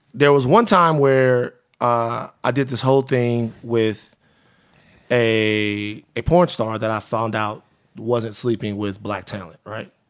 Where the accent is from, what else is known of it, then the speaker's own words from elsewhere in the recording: the South, United States; now in Los Angeles, United States; I'm from the South